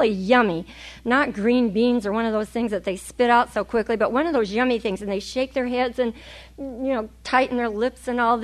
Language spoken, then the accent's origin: English; California, United States